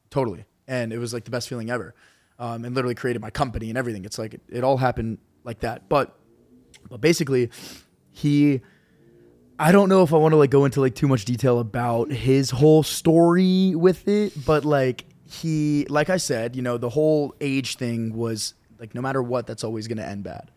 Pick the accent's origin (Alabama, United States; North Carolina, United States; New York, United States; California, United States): North Carolina, United States; Charlotte; moved away; I went to community college in my hometown in Charlotte